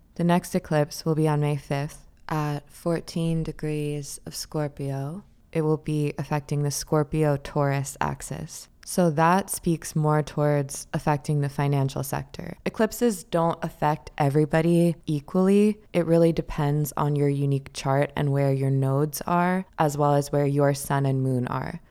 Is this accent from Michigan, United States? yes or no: no; New York, United States; I'm a New Yorker, this is New York Podcast